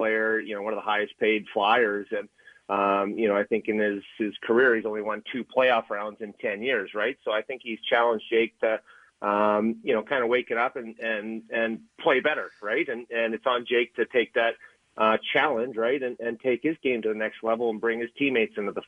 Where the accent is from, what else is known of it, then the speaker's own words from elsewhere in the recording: Canada; I'm Canadian